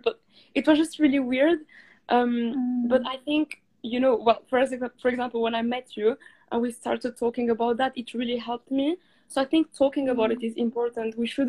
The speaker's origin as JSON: {"language": "English", "country": "Morocco", "tie": "born or raised there", "said": "To be honest with you, I started thinking about my culture more when I was in the UK than in Morocco."}